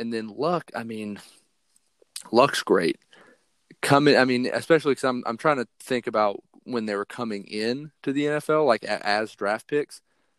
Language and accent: English; Tennessee, United States; also born or lived in Ohio; you know, I'm from Tennessee. I'm a Browns fan. I'm originally from Ohio, but I've lived in Tennessee most of my life.